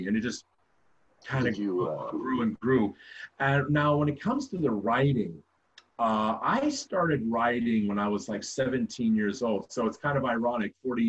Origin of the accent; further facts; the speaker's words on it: southern New Jersey, United States; moved away as an adult; also born or lived in Camden, New Jersey / Atco, New Jersey / Delran, New Jersey / Belmar, New Jersey; now in Philadelphia, United States; I was born and raised in southern New Jersey